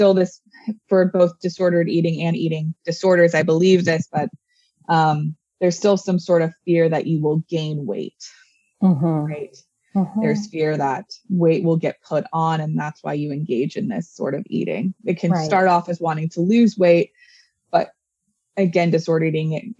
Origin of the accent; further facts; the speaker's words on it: Orange County, California, United States; growing up in Orange County